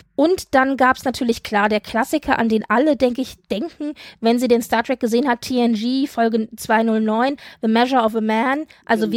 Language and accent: German; Frankfurt, Hesse, Germany; ich als alter Frankfurter